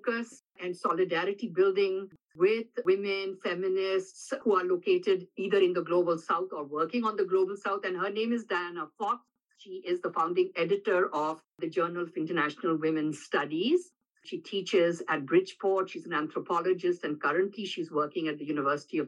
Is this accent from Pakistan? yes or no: yes; Pakistan; now in United States; I am myself originally from Pakistan